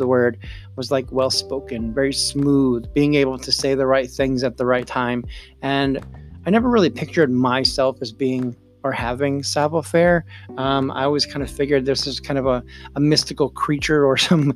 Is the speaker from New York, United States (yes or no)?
yes; upstate New York, United States; my hometown in upstate New York